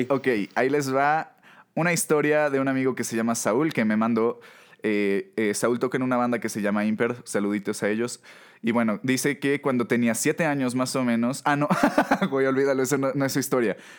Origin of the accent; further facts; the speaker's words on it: Mexico; como mexicanos